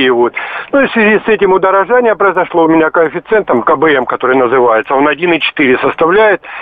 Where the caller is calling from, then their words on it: Rostov-on-Don, Rostov Oblast, Russia; Здравствуйте, я звоню из Ростова-на-Дону к вам.